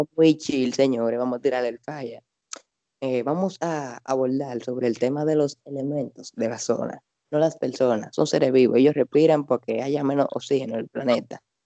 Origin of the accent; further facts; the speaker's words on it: Santo Domingo, Distrito Nacional, Dominican Republic; como uno vive allá de toda su vida